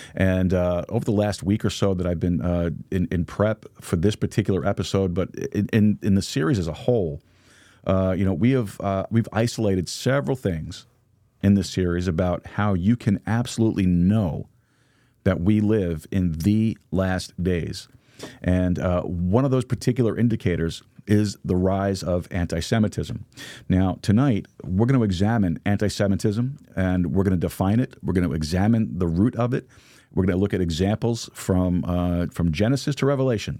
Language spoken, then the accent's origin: English; New York, United States; now in Texas, United States; I am not a native Texan. I am from New York, but, uh, Texas is my home